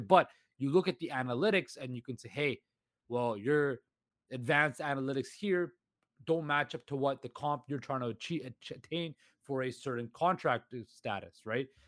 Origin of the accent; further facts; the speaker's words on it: Vancouver, British Columbia, Canada; I can be anywhere in the world, but you can never take Vancouver out of me